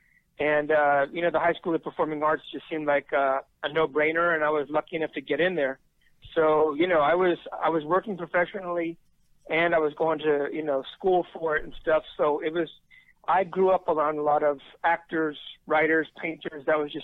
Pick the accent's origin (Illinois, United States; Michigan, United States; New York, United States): New York, United States; New York City; moved away as an adult; also born or lived in Woodstock, New York / Los Angeles, California; I moved there in 1970.